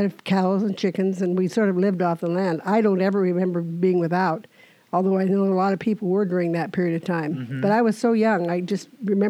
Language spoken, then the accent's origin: English; Camano Island, Washington, United States; I was born here on Kameno Island. And actually, I live a quarter of a mile from where I was born. And I'm married, and my husband and I have 10 children between the two of us. We have a blended family.